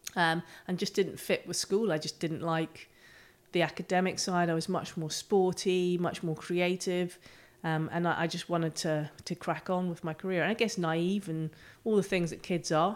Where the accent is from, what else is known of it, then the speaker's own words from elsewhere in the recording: near the Giant's Causeway, Northern Ireland, United Kingdom; I grew up on a farm, um, in Northern Ireland, just off the coast by the Giants Causeway.